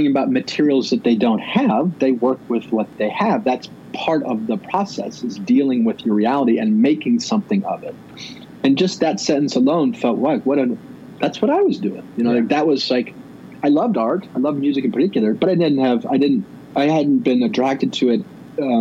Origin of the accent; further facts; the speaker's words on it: Midwest, United States; as a kid, as a Midwesterner